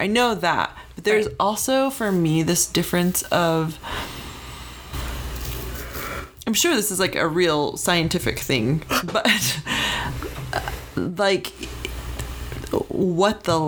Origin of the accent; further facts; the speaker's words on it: Arizona, United States; I grew up in Arizona